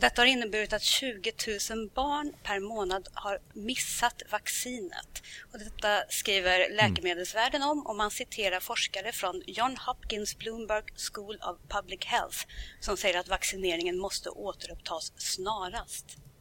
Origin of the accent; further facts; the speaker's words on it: Karlstad, Värmland, Sweden; Jag är ju från Karlstad